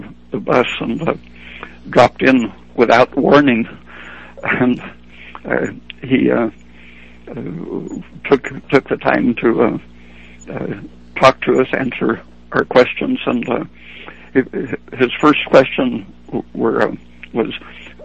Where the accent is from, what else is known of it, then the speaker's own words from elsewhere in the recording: Oregon, United States; I was from Oregon